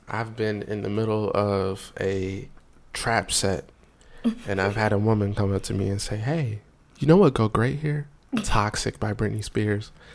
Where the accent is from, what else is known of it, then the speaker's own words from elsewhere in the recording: Raleigh, North Carolina, United States; I'm from Raleigh, North Carolina